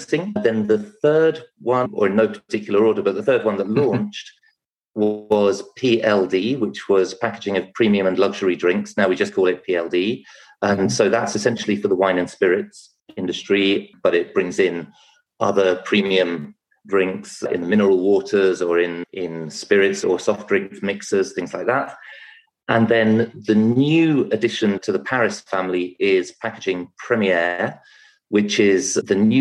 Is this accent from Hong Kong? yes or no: no; England, United Kingdom; also born or lived in France / London; I came back to England because I'm British